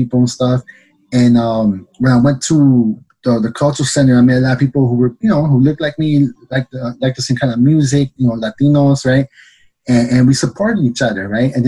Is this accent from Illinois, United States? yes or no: yes; Chicago, Illinois, United States; me born and raised in the city of Chicago